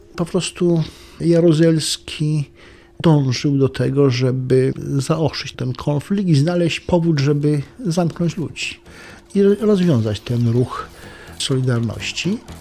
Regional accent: Świętokrzyskie Mountains, Świętokrzyskie Voivodeship, Poland; moved away; also born or lived in Lublin

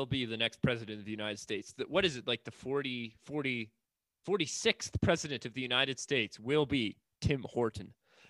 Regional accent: Canada; as a Canadian

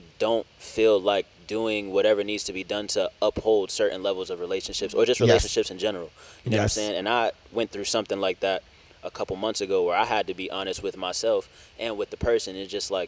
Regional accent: New York City, New York, United States; moved away; I moved away from New York

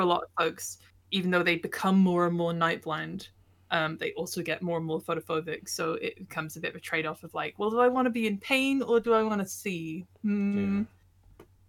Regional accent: Bolton, North West England, United Kingdom; also born or lived in Hereford; I was born in Bolton

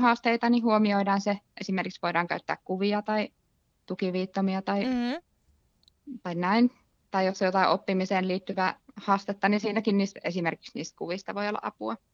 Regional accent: Lahti, Päijät-Häme, Finland; mä tuun Lahesta

